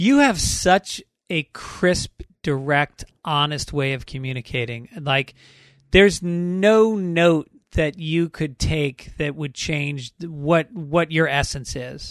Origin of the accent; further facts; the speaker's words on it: New York, United States; moved away; also born or lived in Boston; Even though I'm from New York, I went to college in Boston